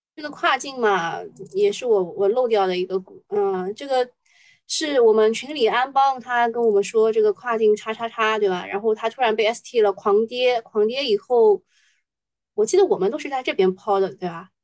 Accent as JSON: {"language": "Chinese", "region": "Shanghai", "country": "China", "said": "作为上海人"}